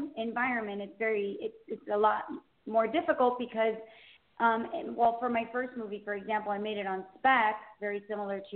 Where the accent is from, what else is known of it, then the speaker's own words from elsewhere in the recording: Miami, Florida, United States; now in Southwest Ranches, United States; I grew up in Miami, but we currently live in a town called Southwest Ranches